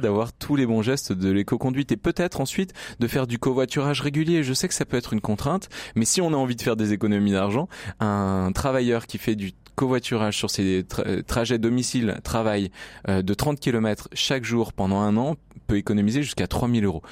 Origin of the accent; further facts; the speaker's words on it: Grenoble, Auvergne-Rhône-Alpes, France; je suis grenoblois